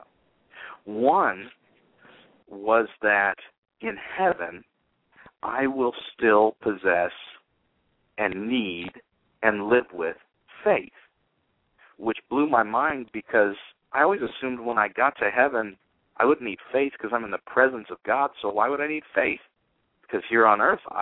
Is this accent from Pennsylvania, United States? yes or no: no; Salinas River, California, United States; I lived with the Salinas River in my backyard